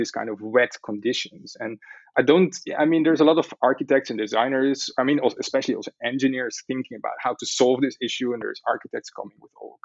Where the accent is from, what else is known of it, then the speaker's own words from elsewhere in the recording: Amsterdam, North Holland, Netherlands; me growing up in Amsterdam.